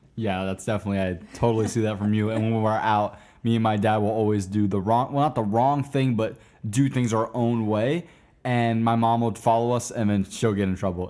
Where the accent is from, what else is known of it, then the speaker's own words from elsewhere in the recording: Wesley Chapel, Florida, United States; also born or lived in Tampa, Florida; now in Orlando, United States; I was born in Tampa, and I all the way up to uh, middle school went to school in a little town called Wesley Chapel, Florida